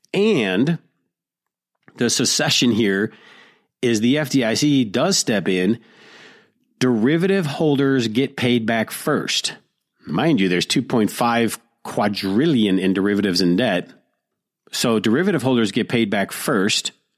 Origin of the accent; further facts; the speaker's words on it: Detroit, Michigan, United States; blue dog Democrats like I grew up with in Detroit